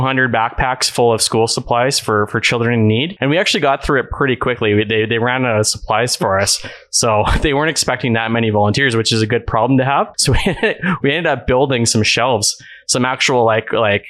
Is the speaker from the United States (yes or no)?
no; Canada; I am Canadian